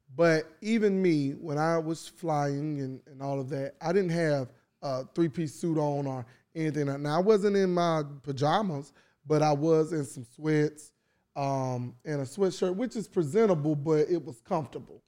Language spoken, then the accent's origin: English; North Carolina, United States; now in Atlanta, United States; I'm from North Carolina